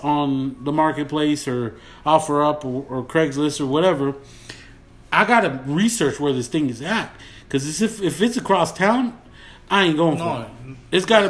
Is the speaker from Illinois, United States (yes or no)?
no; Texas, United States; accent: Texan; I have a pretty Texan accent.